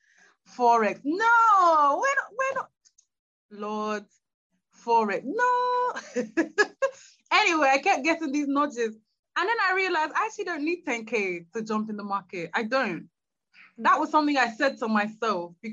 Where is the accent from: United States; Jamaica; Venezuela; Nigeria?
Nigeria; moved away; to move back to Nigeria. I'm Nigerian